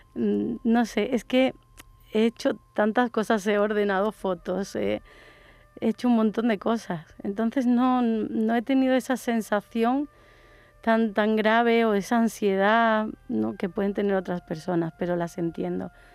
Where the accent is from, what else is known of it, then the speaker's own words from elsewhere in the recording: Málaga, Andalusia, Spain; also born or lived in Córdoba; soy de Córdoba, pero me vine con cinco años a Málaga y viví en el palo con mis abuelos